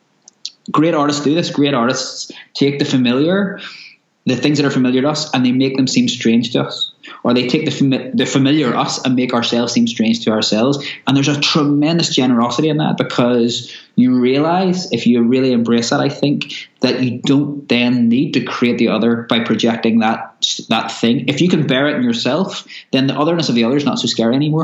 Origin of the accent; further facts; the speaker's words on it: Belfast, Northern Ireland, United Kingdom; I grew up in Belfast in Northern Ireland during the Troubles.